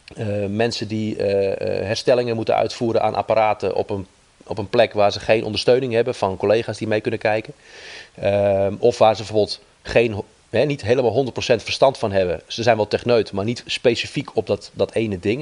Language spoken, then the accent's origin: Dutch; Netherlands; wij als Nederlander heel pragmatisch zijn